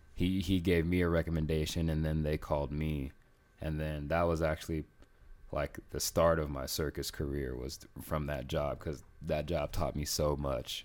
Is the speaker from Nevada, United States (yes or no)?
yes; Las Vegas, Nevada, United States; also born or lived in South Carolina; I live most of my life in Vegas, but I was born in South Carolina.